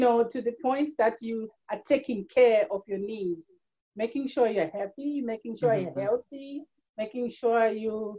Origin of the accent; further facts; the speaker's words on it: Zimbabwe; moved away as an adult; now in Ireland; I'm originally from Zimbabwe, born and raised.